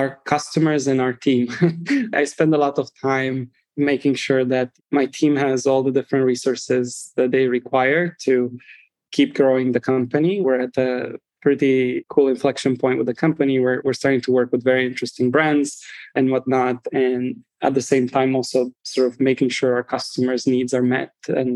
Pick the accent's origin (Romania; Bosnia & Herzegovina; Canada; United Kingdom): Romania; moved away as an adult; now in United States; I'm originally from Romania, first and foremost. I grew up there up until college. I moved to the United States and I've been here ever since.